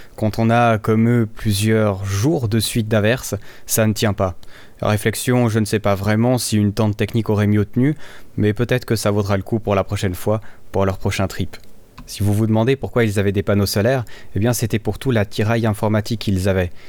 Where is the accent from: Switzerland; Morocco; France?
Switzerland; je suis suisse, j'aime bien mon pays